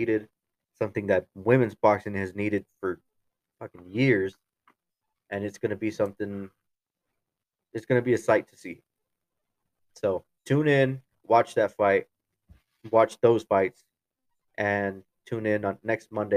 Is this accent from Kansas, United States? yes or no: yes; Kansas, United States; my home state, Kansas.